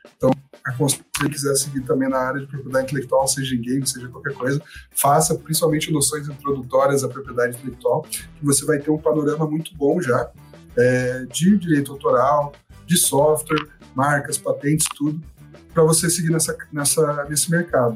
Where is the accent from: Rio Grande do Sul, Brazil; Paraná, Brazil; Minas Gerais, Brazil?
Paraná, Brazil; Curitiba; eu sou curitibano, tô, moro aqui em Curitiba